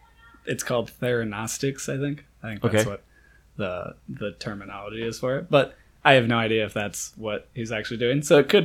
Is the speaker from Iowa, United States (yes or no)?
yes; Iowa, United States; I'm from Iowa.